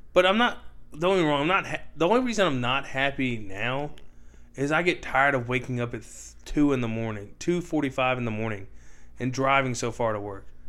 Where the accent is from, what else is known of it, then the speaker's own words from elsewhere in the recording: United States; we're American